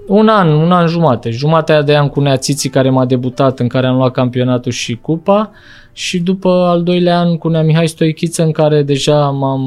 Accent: Bucharest, Romania; eu am copilărit în Bercen la Big

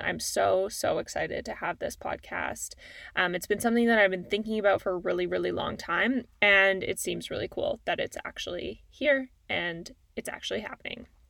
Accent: Calgary, Alberta, Canada; now in Toronto, Canada; I'm a Canadian. Uh, I grew up in Calgary, Alberta, and now I live in Toronto.

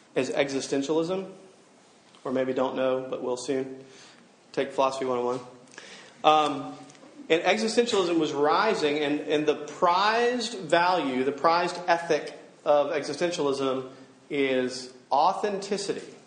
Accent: Alabama, United States; I'm from Alabama

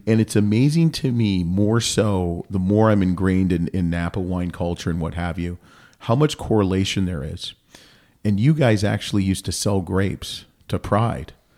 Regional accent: Canada; I'm Canadian

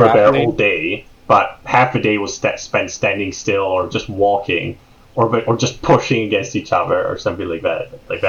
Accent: Venice, Veneto, Italy; And that's a very proud part of my heritage, because I am from Venice

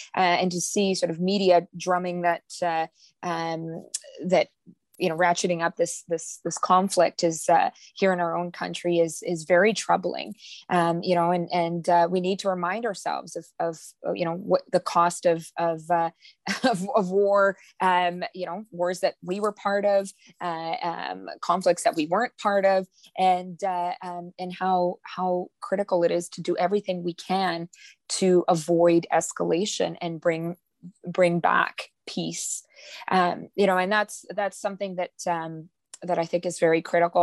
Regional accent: Manitoba, Canada; I'm from Manitoba

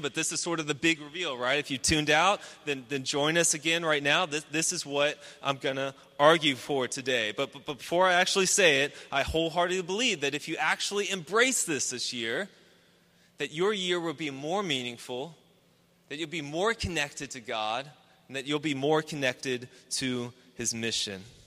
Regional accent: Houston, Texas, United States; I grew up in Houston. I grew up just up 290, just uh, northwest toward Austin, and in, in the suburbs

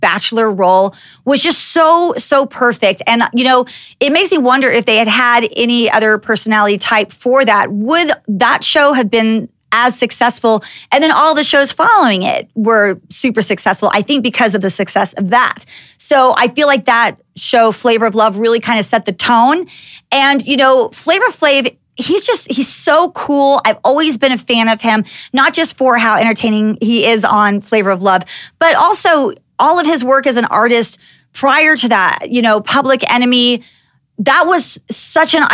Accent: Dallas, Texas, United States; being a little white girl growing up in Dallas, Texas

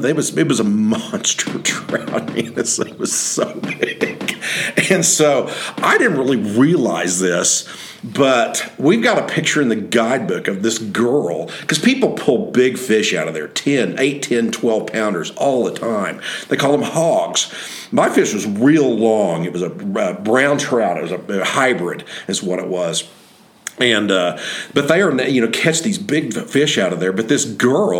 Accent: Oklahoma, United States; also born or lived in Henry's Lake, Idaho; back in Oklahoma when we got back home

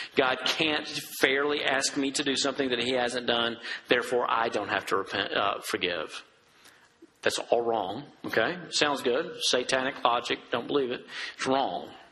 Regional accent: Dresden, Tennessee, United States; I'm a redneck from Dresden, Tennessee

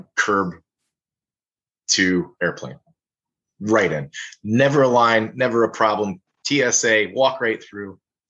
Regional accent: Cincinnati, Ohio, United States; moved away; I come from Cincinnati, so I go to Southern Ohio on a fairly frequent basis to visit family.

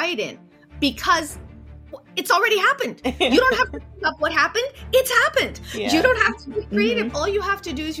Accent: Odesa, Odesa Oblast, Ukraine; also born or lived in Soviet Union; now in United States; I was born in Odessa, USSR

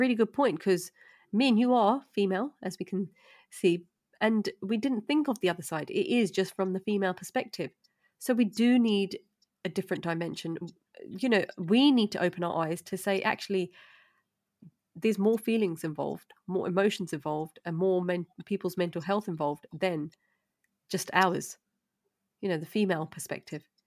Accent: London, United Kingdom; I'm from East London

